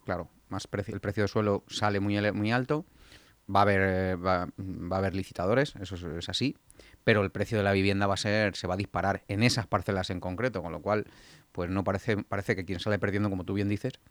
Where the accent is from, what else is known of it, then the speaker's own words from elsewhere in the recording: Getafe, Community of Madrid, Spain; Getafe importante. En mi pueblo